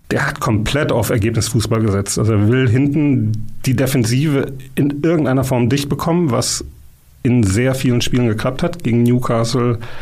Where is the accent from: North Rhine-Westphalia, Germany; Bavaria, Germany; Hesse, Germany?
North Rhine-Westphalia, Germany; Dortmund; ich bin ähm, gebürtiger Dortmunder